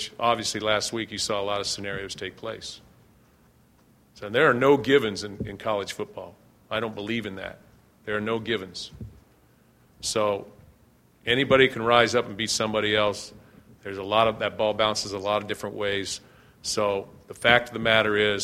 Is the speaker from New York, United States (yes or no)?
no; Ohio, United States; moved away; I'm from Ohio